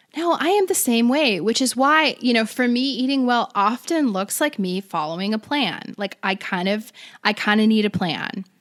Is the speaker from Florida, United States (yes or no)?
yes; Florida, United States; now in California, United States; I'm from Florida. I go back home